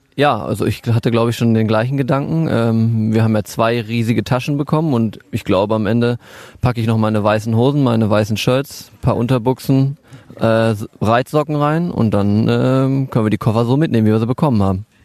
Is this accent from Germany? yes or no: yes; Warendorf, North Rhine-Westphalia, Germany; now in Riesenbeck, Germany; dass hier Warndorf meine Heimatstadt ist